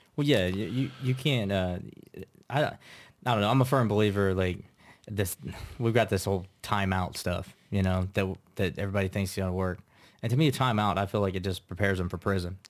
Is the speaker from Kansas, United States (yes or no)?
yes; Troy, Kansas, United States; I'm originally from Troy, Kansas.